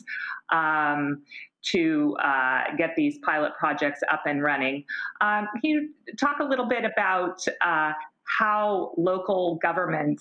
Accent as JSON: {"language": "English", "town": "Seattle", "region": "Washington", "country": "United States", "tie": "born or raised there", "moved": "yes", "lives_now": "Portland, United States", "said": "I grew up in Seattle"}